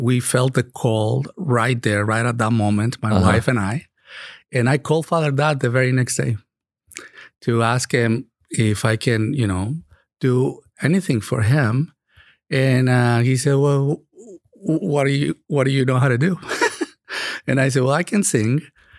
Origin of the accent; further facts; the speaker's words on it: Monterrey, Nuevo León, Mexico; moved away as an adult; also born or lived in Chicago, United States / Oahu, Hawaii / Dallas / San Diego; now in Katy, United States; I grew up in Monterrey, Mexico.